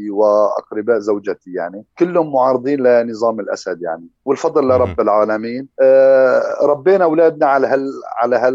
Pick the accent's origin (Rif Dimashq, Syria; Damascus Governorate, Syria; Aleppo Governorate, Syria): Aleppo Governorate, Syria; Aleppo; accent: Aleppine; moved away as an adult